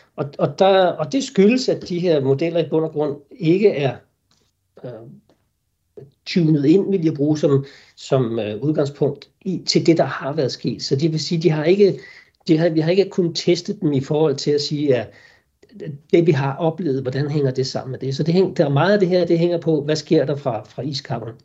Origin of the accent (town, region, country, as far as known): Denmark